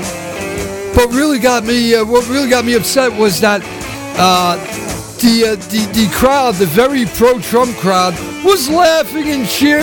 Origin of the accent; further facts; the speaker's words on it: New York City, New York, United States; I'm from Brooklyn. I blame my inability to speak well on having come from Brooklyn